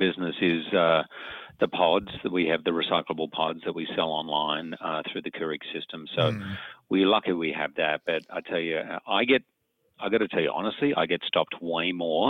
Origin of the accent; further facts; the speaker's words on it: Australia; now in New York City, United States; in Australia, we're complete snobs, coffee snobs